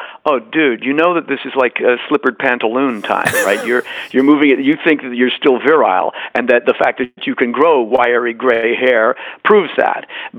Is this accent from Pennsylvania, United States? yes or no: no; Boston, Massachusetts, United States; born there; I mean, I'm very lucky to have been born in Boston because my parents were trying to, you know, figure out what they were doin